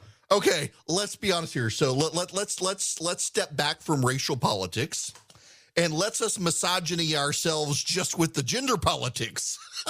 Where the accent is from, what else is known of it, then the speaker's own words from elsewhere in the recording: Georgia, United States; But I do sometimes worry that some of you care that I might spend too much time talking about my home state of Georgia.